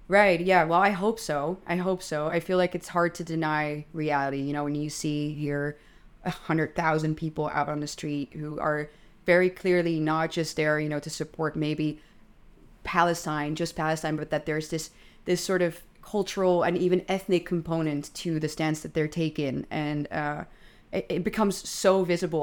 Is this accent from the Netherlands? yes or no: yes; Netherlands; I'm twenty-seven, I'm Dutch